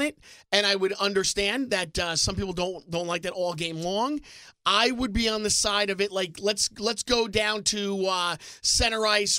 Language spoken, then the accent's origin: English; East Brunswick, New Jersey, United States; my hometown of East Brunswick, New Jersey.